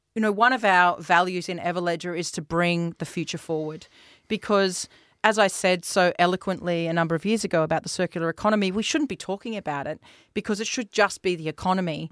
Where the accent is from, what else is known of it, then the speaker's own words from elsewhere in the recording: Australia; also born or lived in New Zealand; I've spent the better part of my adolescence, um, in Australia